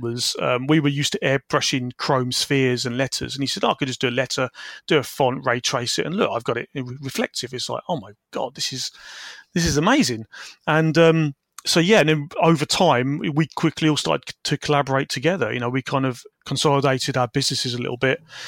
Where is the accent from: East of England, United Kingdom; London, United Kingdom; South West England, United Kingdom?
East of England, United Kingdom; Peterborough; also born or lived in Wisbech, Cambridgeshire / Falmouth; I grew up in Peterborough, Cambridgeshire